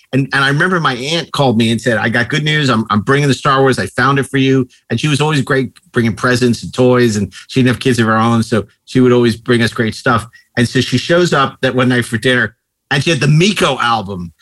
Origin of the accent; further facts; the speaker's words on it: New York, United States; growing up in New York